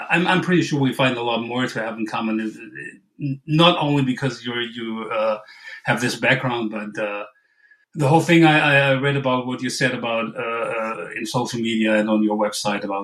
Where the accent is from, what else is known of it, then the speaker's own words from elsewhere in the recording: Western Germany, North Rhine-Westphalia, Germany; just to say it right for once. Um, I'm from Germany, uh, Western Germany, that is. I'm like 20 miles off the, the Dutch border, if that means anything to anybody. I'm like 45 minutes from Cologne.